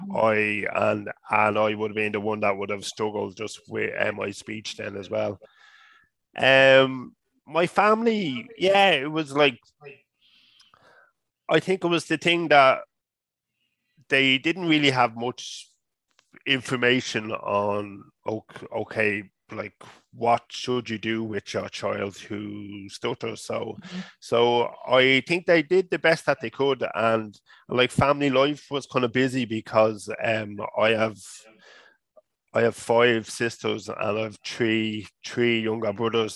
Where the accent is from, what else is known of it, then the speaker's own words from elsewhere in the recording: Dublin, Leinster, Ireland; moved away as an adult; now in Waterford, Ireland; the part that I grew up in Dublin, it was a real kind of working class area